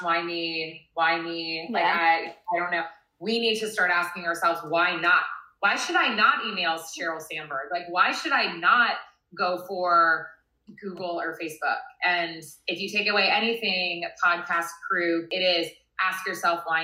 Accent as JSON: {"language": "English", "region": "Virginia", "country": "United States", "tie": "born or raised there", "moved": "as an adult", "lives_now": "California, United States", "said": "I grew up in Virginia"}